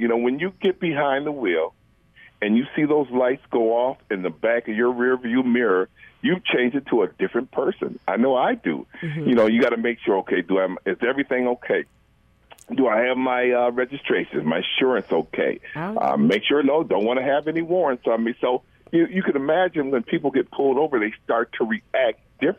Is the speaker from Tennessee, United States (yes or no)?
no; Kalamazoo, Michigan, United States; born there; also born or lived in Lansing; And I was born in Kalamazoo. Moved here, and Sam, he was born here in Lansing.